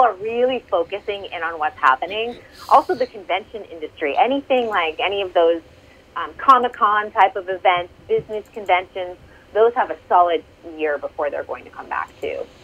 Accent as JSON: {"language": "English", "region": "Massachusetts", "country": "United States", "tie": "born or raised there", "also_born_or_lived": "California", "moved": "yes", "said": "my home state of Massachusetts"}